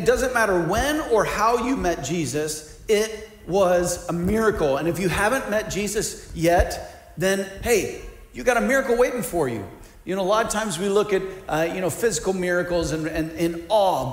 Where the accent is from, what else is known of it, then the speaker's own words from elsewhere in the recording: Missouri, United States; now in Ohio, United States; I grew up in Missouri